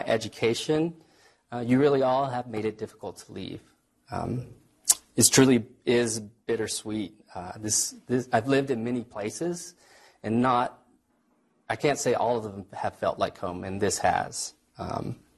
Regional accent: Texas, United States; moved away; I'm from Texas.

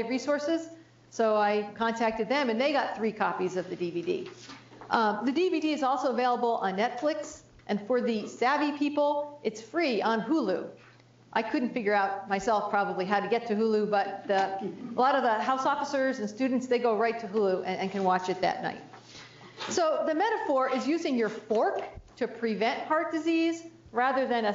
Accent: New Jersey, United States; I grew up in New Jersey, so we had those Jersey tomatoes

